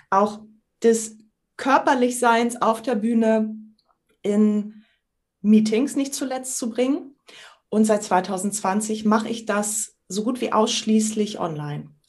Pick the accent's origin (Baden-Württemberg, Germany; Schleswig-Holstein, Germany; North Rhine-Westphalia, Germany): Schleswig-Holstein, Germany; Sylt; also born or lived in Kiel; Ich bin gebürtige Sylterin, ein echtes Nordlicht, bin 50 Jahre alt, studierte Sprachwissenschaftlerin und begeisterte Improvisateurin.